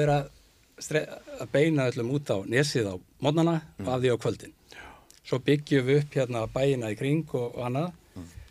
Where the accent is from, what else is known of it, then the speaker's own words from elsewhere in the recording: Seltjarnarnes, Capital Region, Iceland; ég úlst upp út seldjarnesi